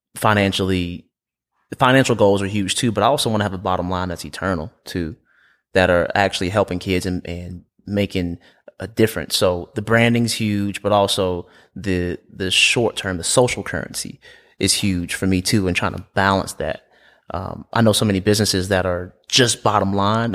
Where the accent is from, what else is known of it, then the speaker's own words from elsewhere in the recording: Aiken, South Carolina, United States; I'm from Aiken, South Carolina, about two hours from here